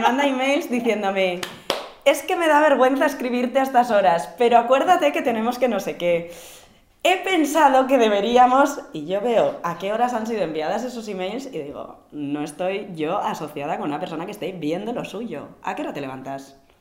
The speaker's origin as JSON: {"language": "Spanish", "town": "Vitoria-Gasteiz", "region": "Basque Country", "country": "Spain", "tie": "born or raised there", "said": "yo que soy de Vitoria, que ahí hace, que yo cuando me levantaba pronto para ir al colegio y hacía un frescor"}